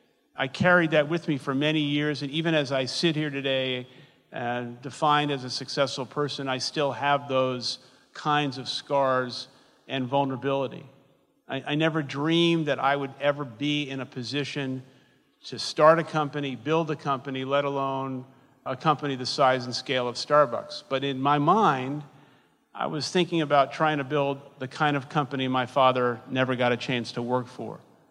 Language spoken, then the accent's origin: English; New York City, New York, United States; I grew up in Brooklyn, New York, in public housing known as the Projects